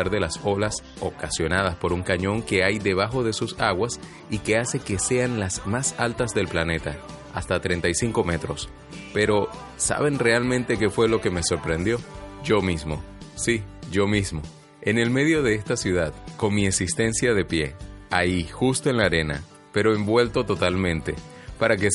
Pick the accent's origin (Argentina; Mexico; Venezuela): Venezuela; Maracay, Aragua; moved away as an adult; now in Portugal; De la ciudad de donde vengo más, con el permiso de los maracuchos, 30 o 35 grados en la mayoría del día